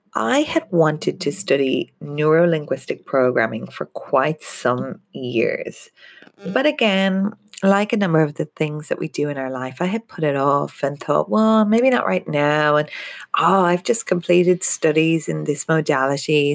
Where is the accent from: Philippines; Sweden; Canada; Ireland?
Ireland; moved away as an adult; now in Australia; being Irish